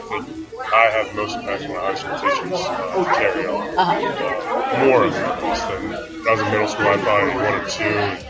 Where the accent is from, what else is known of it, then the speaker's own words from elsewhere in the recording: Pittsburgh, Pennsylvania, United States; I graduated from Fox Chapel High School.